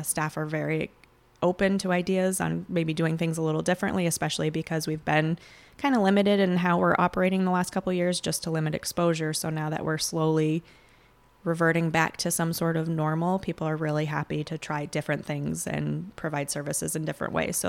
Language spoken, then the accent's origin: English; Vermont, United States; moved away as an adult; also born or lived in Plattsburgh, New York; now in Chazy, United States; I am actually originally from Vermont, and I came over to this side of the lake when I went to college at Plattsburgh State. And once I graduated, I decided to stick around. My family now lives in Chazy